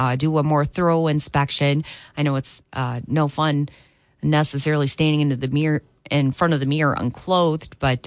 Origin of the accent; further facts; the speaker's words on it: Three Rivers, Michigan, United States; growing up in the Centerville and Three Rivers area